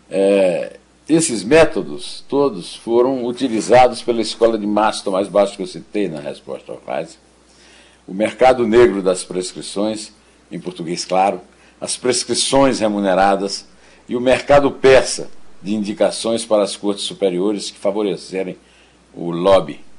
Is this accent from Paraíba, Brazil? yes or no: yes; São João do Rio do Peixe, Paraíba, Brazil; born there; do município onde eu nasci, que era São João do Rio do Peixe, o Iraúna era distrito